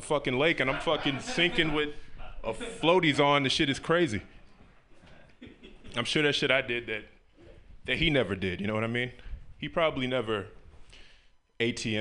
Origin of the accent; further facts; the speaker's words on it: Memphis, Tennessee, United States; I grew up in the South, right? I'm from Memphis, Tennessee